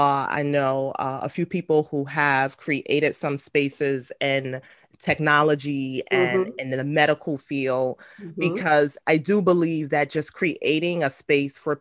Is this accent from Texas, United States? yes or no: no; New York City, New York, United States; I was from Brooklyn